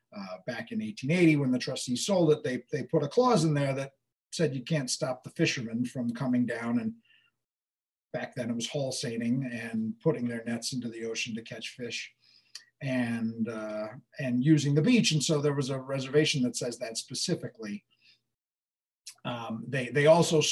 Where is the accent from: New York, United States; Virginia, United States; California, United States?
New York, United States; Southampton; I'm from Southampton, and when I bought a house on Gardner Avenue, I got bub street cred, but I am still not a bub